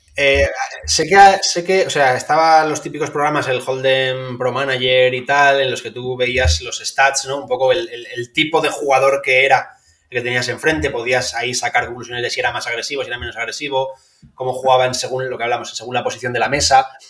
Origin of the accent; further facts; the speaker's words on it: Valencia, Valencian Community, Spain; como yo soy de Valencia